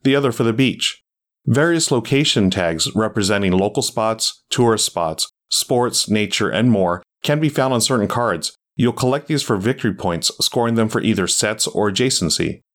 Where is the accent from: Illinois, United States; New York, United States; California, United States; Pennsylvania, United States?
California, United States; Southern; As a native Southern Californian